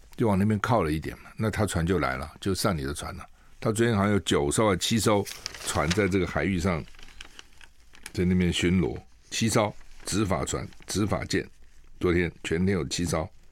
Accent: Taiwan; 我们台湾人

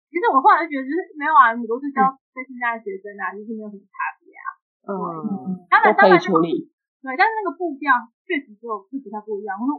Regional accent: Kaohsiung, Taiwan; 因为我那时候在不同县市，我们是高雄人，我们就跳回来了。

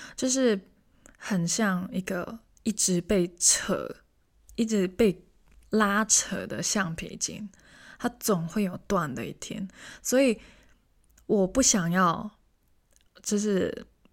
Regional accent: Hong Kong; moved away as an adult; now in Taiwan; 我是香港人，虽然我听起来完全不像， 但是我真的是香港人

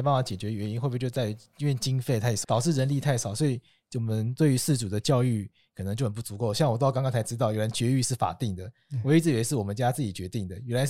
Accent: Taitung, Taitung County, Taiwan; 因为像我们老家在台东嘛，

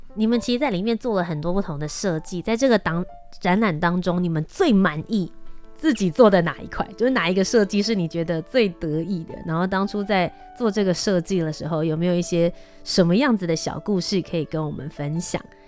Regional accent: Kaohsiung, Taiwan; 我身份证背面写的，我是高雄人

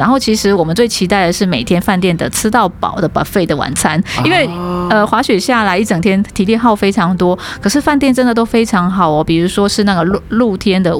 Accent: Taiwan; 我们从台湾生长土生土长，没有看过雪嘛，

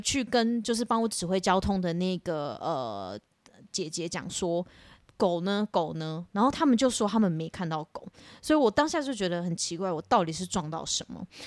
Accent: Shimen, north coast of Taiwan, New Taipei, Taiwan; 我们在，呃，台湾的北海岸那边的石门有一间庙，然后叫做金刚宫，然后侍奉的主神是四面佛。那因为它主要是从我爷爷那一代就开始就在那边服务，所以我算是从小到大都是在庙里长大

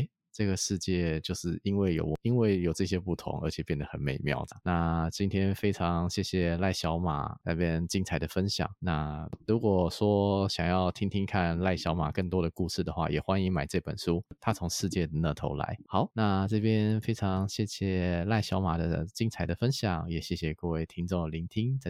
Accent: Taiwan; 这个世界上有许多人跟我们台湾人不一样。

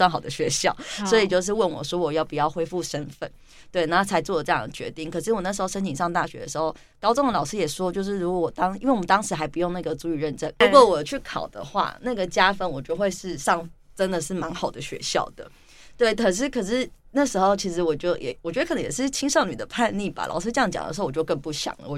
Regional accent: Taipei, Taiwan; 但是以我自己来说，我从小在都会区长大， 那以前我都觉得，就是我的都会区的生活跟我的部落生活是平行宇宙、平行世界。

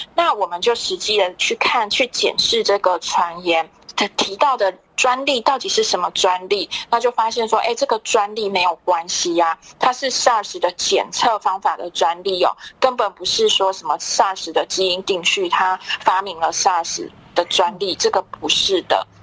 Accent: Taiwan; 台湾其实我们很自豪的

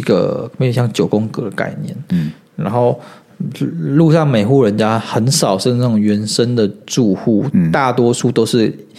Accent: Taiwan; 我们台湾人在玩这种东西

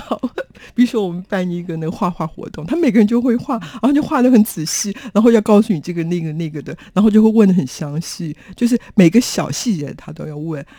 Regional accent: Taiwan; 我说我从台湾来

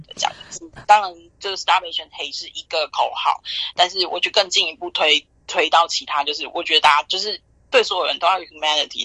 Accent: Taiwan; now in New York, United States; 身为台湾人

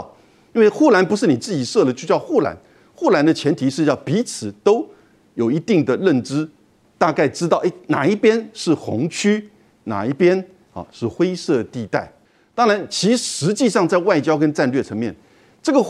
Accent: Taiwan; 这个立场当然我们台湾人听得比较刺耳。

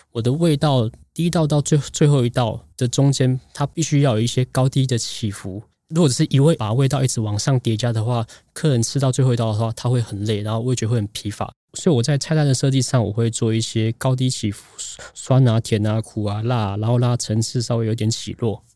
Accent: Tainan, Taiwan; moved away as an adult; also born or lived in northern Taiwan / France; 我在南部长大，在嗯，嗯。在北部工作，在法国读书

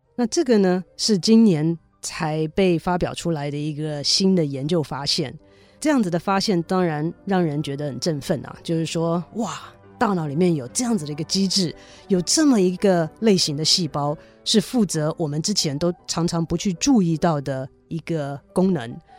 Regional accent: Taiwan; 小的时候，在台湾的时候念历史啊，地理啊

